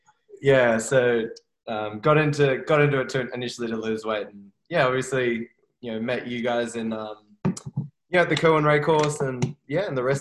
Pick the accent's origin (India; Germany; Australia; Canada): Australia; Sydney, New South Wales; Growing up in Sydney, my whole life, I have not lived in Paris.